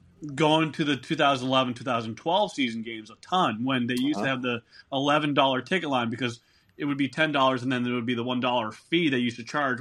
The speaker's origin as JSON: {"language": "English", "region": "Western Massachusetts", "country": "United States", "tie": "born or raised there", "moved": "as an adult", "lives_now": "New Jersey, United States", "said": "even though I was born in Massachusetts, Western Mass, I always had, you know, been rooted and brought up a New Jerseyan by proxy from her."}